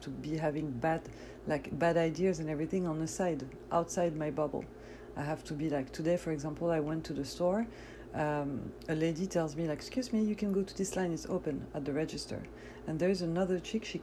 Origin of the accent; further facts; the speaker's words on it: France; born there; As you know, yes, I was born in France, but my parents are Algerian from North Africa, so we fast, you know, Muslim people.